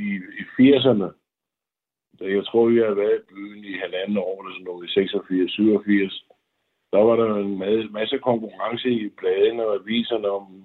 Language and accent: Danish; Denmark; moved away as an adult; som dansker